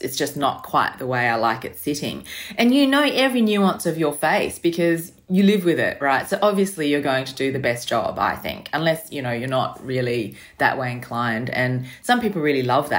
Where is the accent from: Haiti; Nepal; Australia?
Australia; growing up in Australia